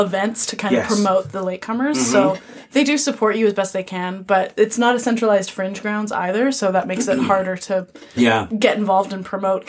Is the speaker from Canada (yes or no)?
yes; Saskatoon, Saskatchewan, Canada; moved away as an adult; also born or lived in Edmonton / Paris; now in Toronto, Canada; Well, I went many different places before I ended up in Toronto. Mm-hmm. So I grew up in Saskatchewan, mm-hmm. in Saskatoon, and then I went to school in Edmonton